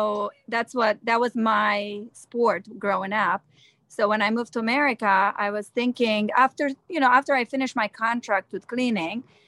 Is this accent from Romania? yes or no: yes; Romania; English is a second language; moved away as an adult; also born or lived in New Jersey; now in Los Angeles, United States; I'm from Romania. I moved here when I was 21